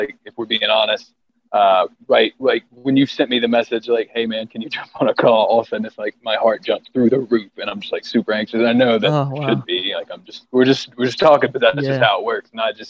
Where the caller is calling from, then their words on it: West End, North Carolina, United States; I am in North Carolina, specifically West End, North Carolina, where there is absolutely nothing going on.